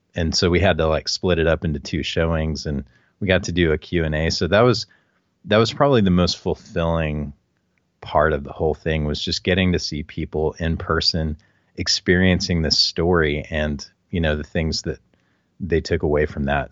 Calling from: San Antonio, Texas, United States; I'm calling from San Antonio, Texas.

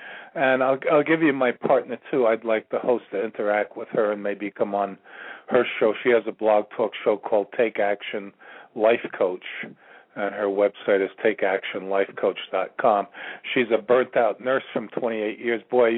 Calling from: Virginia, United States; I'm calling from Virginia.

